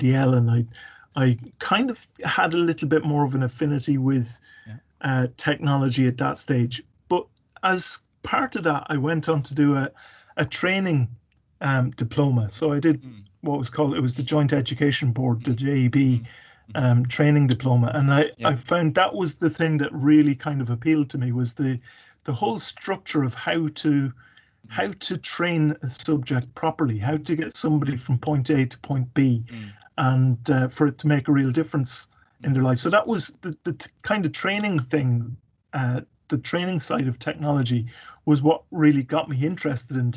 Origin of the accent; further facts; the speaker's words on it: Carlow, Leinster, Ireland; moved away; also born or lived in Mayo / Kilkenny / Waterford / Galway; I grew up in Carlow, actually. I was born, funnily enough, in the Mayo area